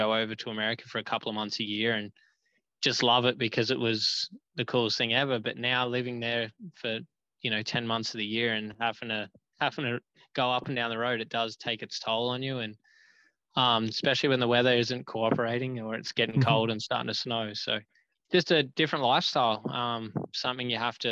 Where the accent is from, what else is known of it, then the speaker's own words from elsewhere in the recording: Australia; moved away as an adult; also born or lived in United States; growing up in Australia